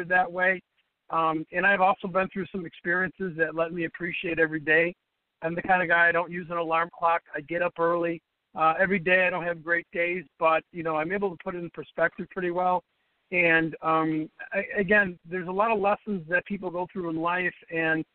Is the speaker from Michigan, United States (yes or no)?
no; Chicago, Illinois, United States; I was born and raised in Chicago. I still live in Chicago